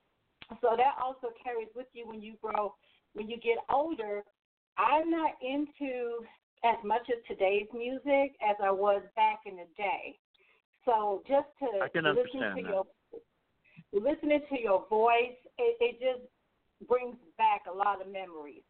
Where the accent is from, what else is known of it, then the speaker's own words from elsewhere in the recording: New York, United States; now in Oklahoma City, United States; when I grew up in New York.